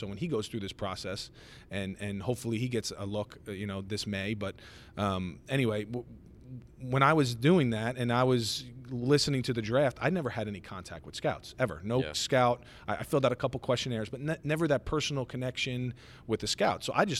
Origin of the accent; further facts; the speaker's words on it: Long Island, New York, United States; So we're from Long Island.